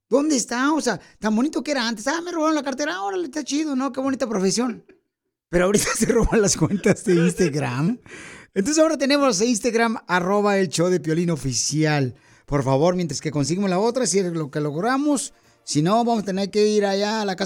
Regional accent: Bolivia; now in Bloomington, United States; Sálvale, campeón, porque aquí venimos de Bolivia, Estados Unidos, aquí a Bloomington.

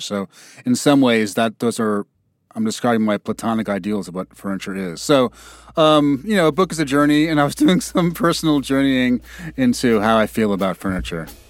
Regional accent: New York, United States; I grew up in New York in the eighties

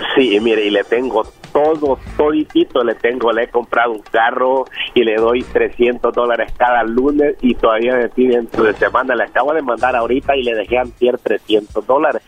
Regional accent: El Salvador; now in California, United States; soy salvadoreño

